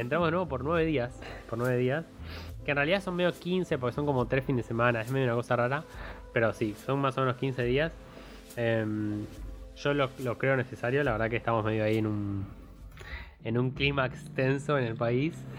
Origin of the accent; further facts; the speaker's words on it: Argentina; como argentino